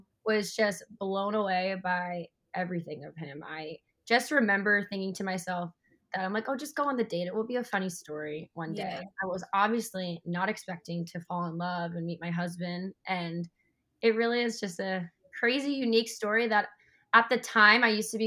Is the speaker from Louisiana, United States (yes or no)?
no; Long Island, New York, United States; I grew up in New York, Long Island